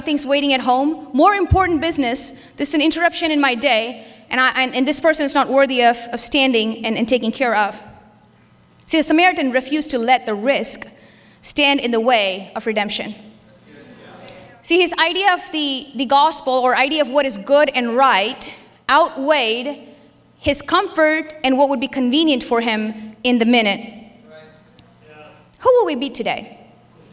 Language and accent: English; India; moved away; I was Christian when I grew up in India